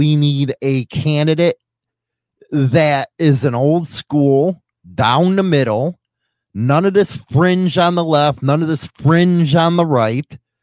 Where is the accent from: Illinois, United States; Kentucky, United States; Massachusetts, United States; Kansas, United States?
Massachusetts, United States; I'm from Massachusetts, the Kennedy stronghold